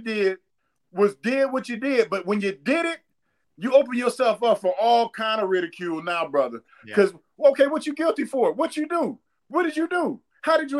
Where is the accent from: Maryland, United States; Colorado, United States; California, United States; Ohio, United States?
Ohio, United States; now in Atlanta, United States; I'm from Ohio